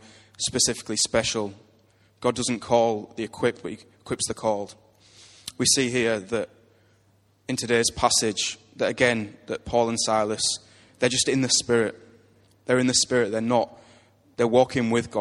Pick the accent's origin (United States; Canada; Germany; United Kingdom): United Kingdom; we're British